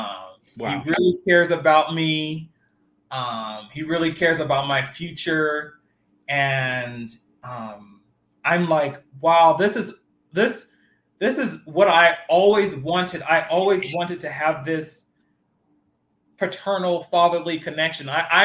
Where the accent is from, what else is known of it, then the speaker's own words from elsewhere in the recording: Bahamas; born there; I was born in the Bahamas, and I didn't have a really good childhood growing up because my parents were separated